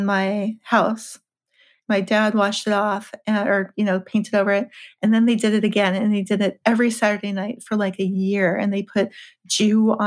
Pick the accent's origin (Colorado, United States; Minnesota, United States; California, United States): California, United States; Los Angeles; I'm from LA, I'm from California